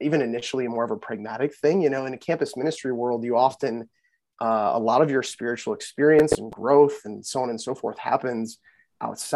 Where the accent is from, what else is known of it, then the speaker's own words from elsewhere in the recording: Chippewa Falls, Wisconsin, United States; moved away as an adult; I grew up in Western Wisconsin, a little town called Chippewa Falls.